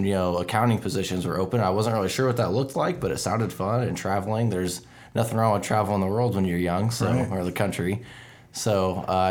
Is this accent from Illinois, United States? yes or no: yes; Greenfield, Illinois, United States; now in Carlinville, United States; I grew up in Greenfield, which is only about 20 minutes away from here. I've been in Carlinville for about 8 years now